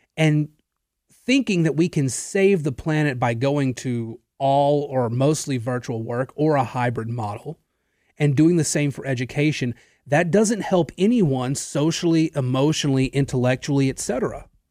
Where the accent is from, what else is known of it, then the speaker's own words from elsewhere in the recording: Natchitoches, Louisiana, United States; I was working in another radio station in my hometown in Natchitoches